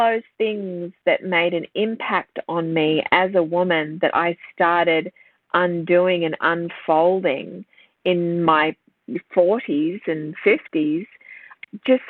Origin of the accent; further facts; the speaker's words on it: Sydney, New South Wales, Australia; I grew up around Terry Hill, St. Ives in Sydney.